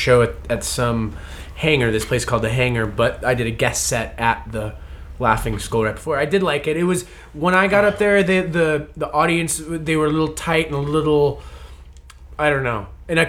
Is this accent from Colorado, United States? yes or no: yes; Denver, Colorado, United States; I'm from Denver.